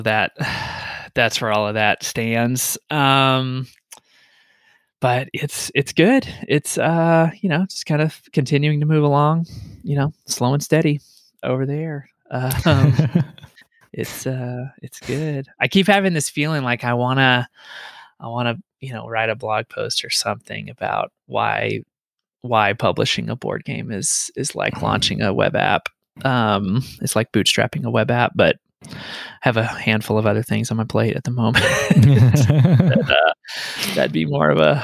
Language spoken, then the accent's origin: English; Paris, Texas, United States; I actually grew up on Enchanted Drive in Paris, Texas.